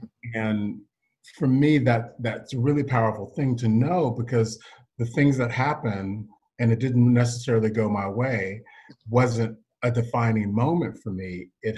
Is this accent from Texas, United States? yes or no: yes; Texas, United States; if I'm from Texas, like you said, and I grew up in a military family, as you said, and I'm an only child.